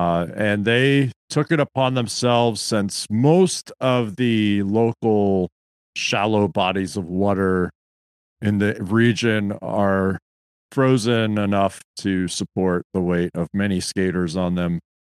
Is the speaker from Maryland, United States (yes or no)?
yes; Gaithersburg, Maryland, United States; my hometown of Gaithersburg, Maryland